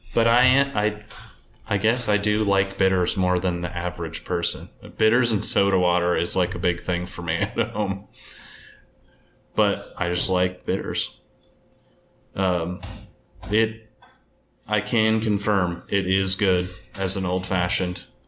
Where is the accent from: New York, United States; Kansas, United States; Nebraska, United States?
Nebraska, United States; Omaha; also born or lived in central Pennsylvania; now in Pennsylvania, United States; I'm from Omaha, Nebraska, so we're right down the middle